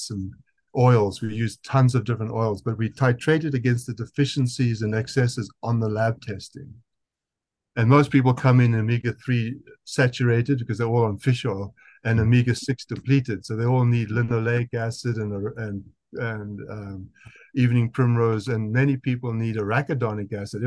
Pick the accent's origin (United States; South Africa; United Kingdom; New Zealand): South Africa; accent: South African; That's my South African accent